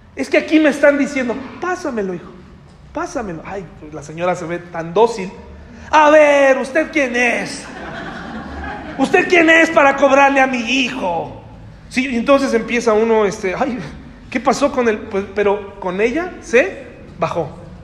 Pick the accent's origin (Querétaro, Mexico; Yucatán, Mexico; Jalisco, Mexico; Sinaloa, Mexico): Querétaro, Mexico; Candiles; Soy de Candiles